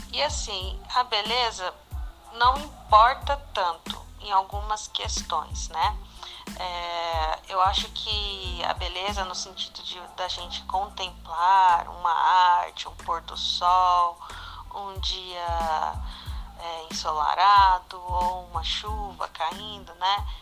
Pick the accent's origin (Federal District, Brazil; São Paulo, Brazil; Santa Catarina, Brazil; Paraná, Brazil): São Paulo, Brazil; sou brasileira de São Paulo